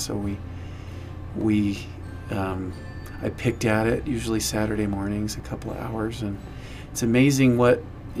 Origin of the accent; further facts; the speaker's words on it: Layton, Utah, United States; I grew up in Layton, Utah